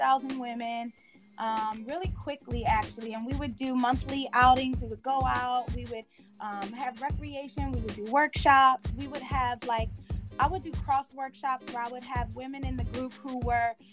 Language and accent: English; Philadelphia, Pennsylvania, United States; I'm originally from Philadelphia.